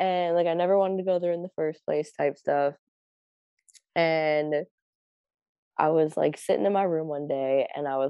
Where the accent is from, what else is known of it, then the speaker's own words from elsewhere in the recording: Akron, Ohio, United States; moved away as an adult; also born or lived in Minnesota; now in Minneapolis, United States; So I'm from Akron.